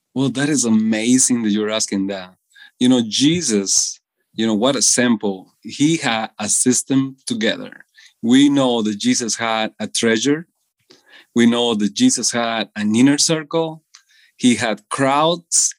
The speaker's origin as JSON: {"language": "English", "country": "Costa Rica", "tie": "born or raised there", "moved": "as an adult", "lives_now": "United States", "said": "I was born in Costa Rica all my entire life"}